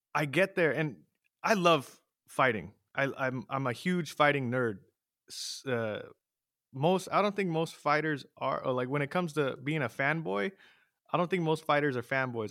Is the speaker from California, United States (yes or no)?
yes; San Jose, California, United States; moved away as an adult; now in Los Banos, United States; I grew up in San Jose